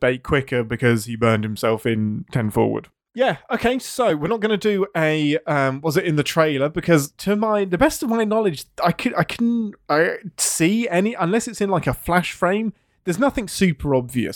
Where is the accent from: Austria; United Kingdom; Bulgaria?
United Kingdom; England; I'm English